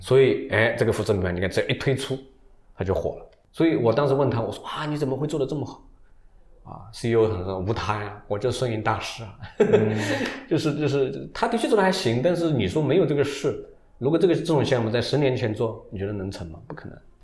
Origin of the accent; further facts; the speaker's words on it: China; 我们中国人的底，文化的底层，是希望丰富、繁荣、热闹